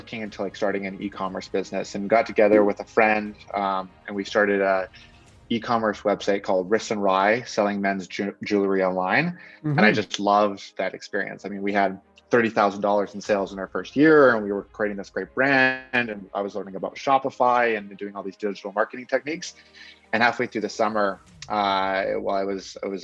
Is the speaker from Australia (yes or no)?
no; Victoria, British Columbia, Canada; also born or lived in Vancouver; I'm from Victoria, from BC